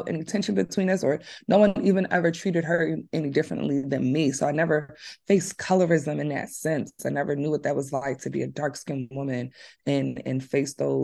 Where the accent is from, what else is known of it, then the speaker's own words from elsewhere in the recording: Philadelphia, Pennsylvania, United States; also born or lived in Atlanta, Georgia; I grew up in West Philly